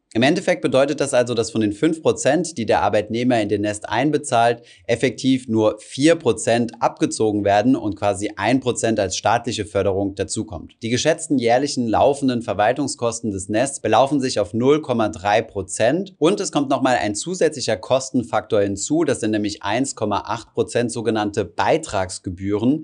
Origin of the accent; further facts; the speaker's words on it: Germany; bei uns in Deutschland